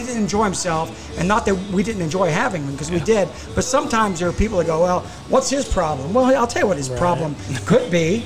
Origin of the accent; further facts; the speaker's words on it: South Carolina, United States; moved away; also born or lived in California; I was born in South Carolina, raised in South Carolina